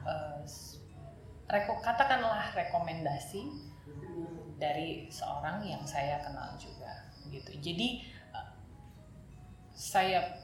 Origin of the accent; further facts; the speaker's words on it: Batam, Riau Islands, Indonesia; moved away as an adult; also born or lived in Jakarta; saya tumbuh di kota Batam di pulau Batam